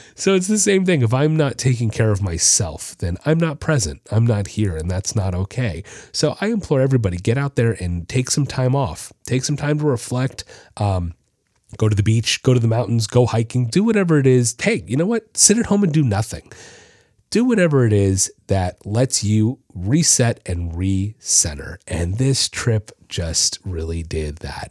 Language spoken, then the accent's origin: English; Florida, United States; also born or lived in Orlando; I'm from Florida